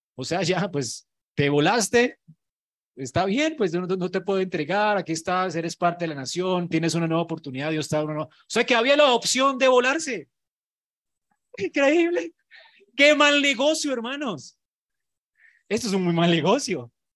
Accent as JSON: {"language": "Spanish", "country": "Colombia", "said": "Los colombianos somos increíbles en creatividad"}